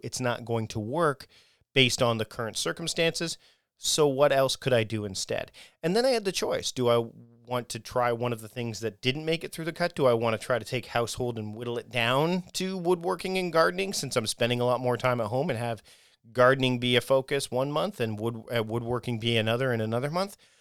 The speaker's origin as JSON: {"language": "English", "town": "Hamilton", "region": "Ontario", "country": "Canada", "tie": "born or raised there", "said": "my hometown, my uh, where I was born, Hamilton, Ontario, Canada."}